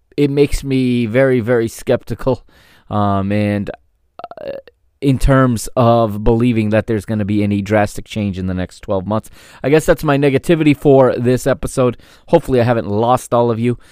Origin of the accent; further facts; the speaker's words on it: United States; I grew up here in the United States